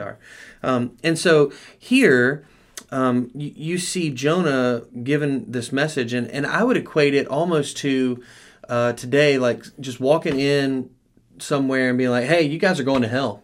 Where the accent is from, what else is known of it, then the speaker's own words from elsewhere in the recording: United States; as American Christians